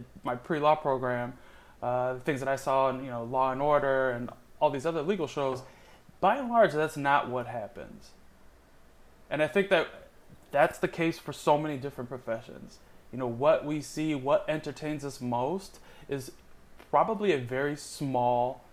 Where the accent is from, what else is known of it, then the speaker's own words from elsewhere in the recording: Miami, Florida, United States; I grew up in a big Cuban family in Miami